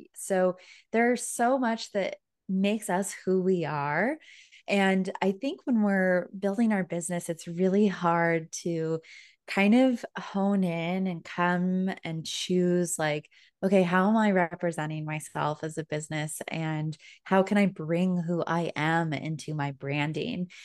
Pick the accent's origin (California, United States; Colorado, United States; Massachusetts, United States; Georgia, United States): Colorado, United States; Denver; moved away as an adult; now in Orlando, United States; I am originally from Denver, Colorado, but just moved to Orlando, Florida this year.